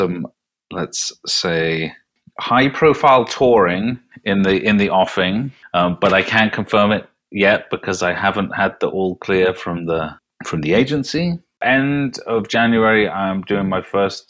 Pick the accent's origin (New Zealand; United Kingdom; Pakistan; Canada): United Kingdom; as a Brit